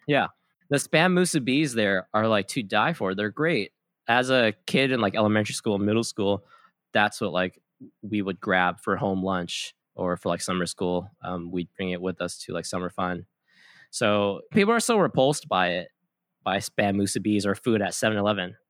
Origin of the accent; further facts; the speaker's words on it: Kauai, Hawaii, United States; moved away as an adult; also born or lived in San Diego; I was born and raised on Kauai. I moved to San Diego in twenty thirteen for school